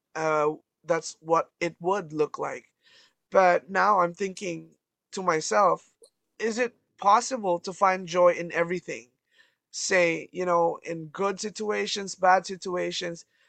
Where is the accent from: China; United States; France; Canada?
Canada; I'm from Canada